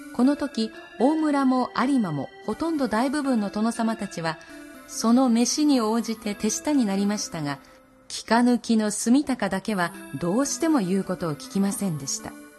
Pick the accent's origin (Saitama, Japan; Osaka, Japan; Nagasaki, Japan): Nagasaki, Japan; 私が生まれ育っている長崎市